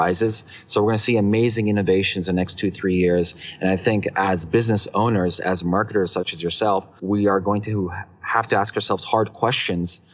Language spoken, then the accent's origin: English; Toronto, Ontario, Canada; also born or lived in Hong Kong; we're from Toronto